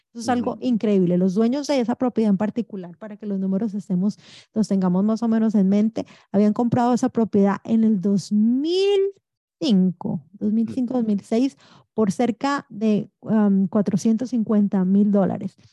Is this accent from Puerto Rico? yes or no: no; Colombia; also born or lived in New York / New Jersey; now in United States; mi esposo y yo nacimos en Colombia, llegamos muy jovencitos de este maravilloso país.